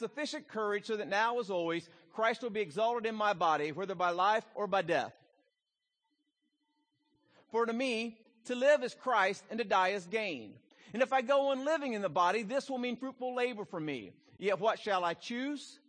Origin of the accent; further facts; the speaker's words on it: Southern Ohio, United States; I grew up in Southern Ohio